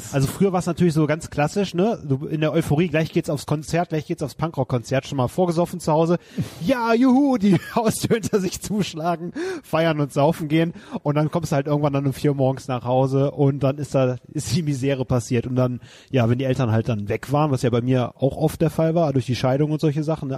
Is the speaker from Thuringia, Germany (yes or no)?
no; Wermelskirchen, North Rhine-Westphalia, Germany; in meiner Heimatstadt Wermelskirchen gibt es ja das IOZ Bahndamm, was so mein Wohnzimmer war in meiner Jugend